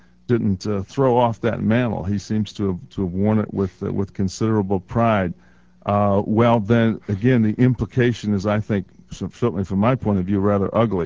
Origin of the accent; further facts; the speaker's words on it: Phoenix, Illinois, United States; I grew up in segregated Chicago. I grew up in Phoenix, Harvey, South, went to Thornton High School in a time when everything was segregated.